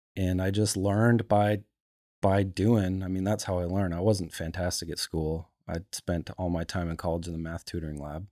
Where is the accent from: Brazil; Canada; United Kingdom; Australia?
Canada; Calgary, Alberta; moved away; I grew up in Calgary.